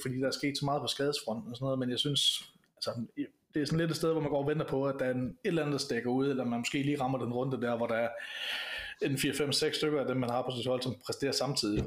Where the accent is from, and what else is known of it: Denmark